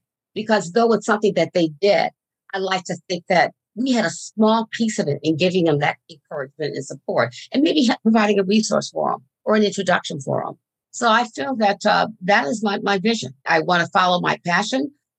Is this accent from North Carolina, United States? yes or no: yes; Fort Bragg, North Carolina, United States; born there; I'm an Army brat, as they called us. I was born in Fort Bragg, North Carolina.